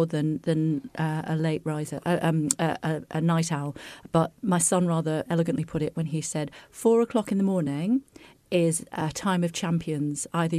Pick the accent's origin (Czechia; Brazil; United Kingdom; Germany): United Kingdom; Wigan, North West England; I'm from Wigan